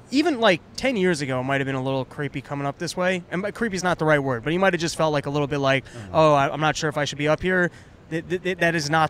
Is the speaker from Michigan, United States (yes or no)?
no; New York City, New York, United States; I grew up in Washington Heights. I know cities. I'm from Manhattan.